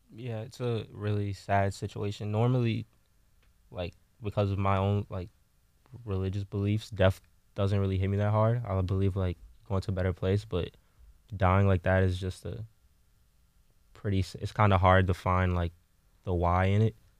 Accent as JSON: {"language": "English", "town": "New Orleans", "region": "Louisiana", "country": "United States", "moved": "yes", "said": "I'm from New Orleans, and, like, when someone dies in New Orleans, we celebrate their lives by, like, second lining"}